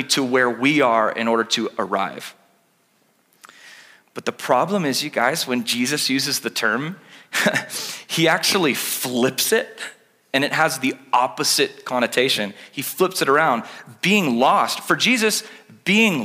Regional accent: California, United States; now in Oregon, United States; I'm Californian at heart

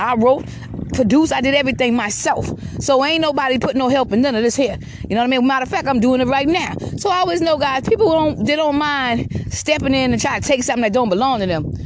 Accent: Georgetown, South Carolina, United States; Georgetown, South Carolina, where I'm from. Because that's where I'm from. Georgetown, South Carolina

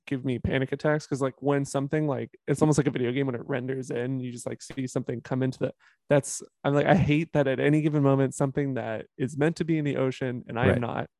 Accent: Las Vegas, Nevada, United States; moved away; also born or lived in Portland; Growing up in Vegas, I hated the wind.

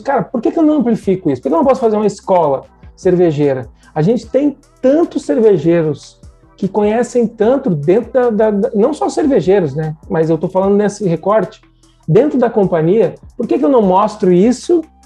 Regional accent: Rio Grande do Sul, Brazil; Eu sou gaúcho, formado em engenharia química na Universidade Federal de Santa Maria, no Rio Grande do Sul

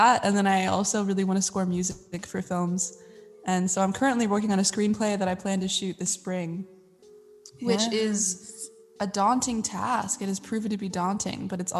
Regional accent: Virginia, United States; now in Los Angeles, United States; I'm originally from Virginia

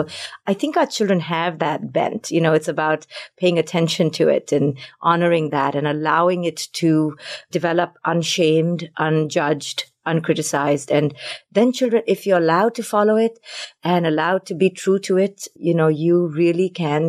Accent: Mumbai, Maharashtra, India; moved away as an adult; also born or lived in Delhi / Bangalore; I grew up in Mumbai, in Delhi, in New Delhi, in Bangalore. So I traveled all over India

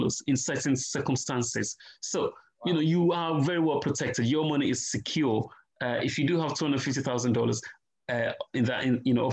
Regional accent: Nigeria; I'm Nigerian, right? And rice is our staple food

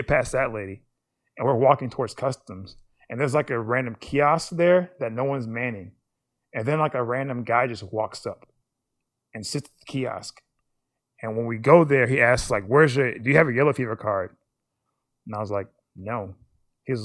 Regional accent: United States; They know I'm American.

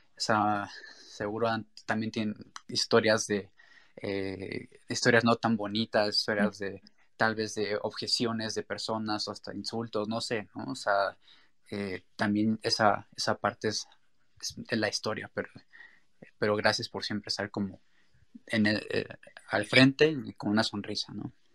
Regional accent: Mexico; en nuestra cultura también mexicana

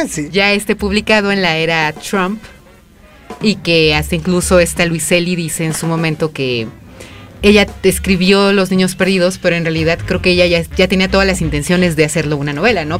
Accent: Mexico; nosotros como mexicanos

